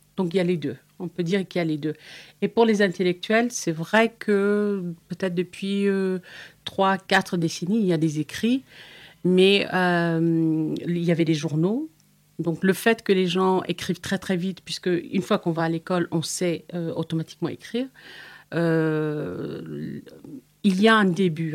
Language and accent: French; Eritrea; moved away; je viens de l'Afrique de l'Est, euh, de l'Érythrée précisément